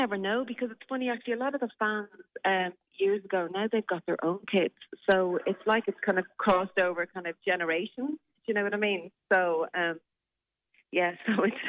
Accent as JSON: {"language": "English", "town": "Newbridge", "region": "Leinster", "country": "Ireland", "tie": "born or raised there", "said": "but there was nowhere in Newbridge. I grew up in Kildare that, you know, you could go and do those classes."}